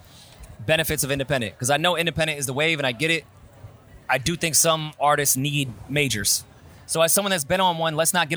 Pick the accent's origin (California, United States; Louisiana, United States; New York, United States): New York, United States; Queens; Logic, I'm from Queens.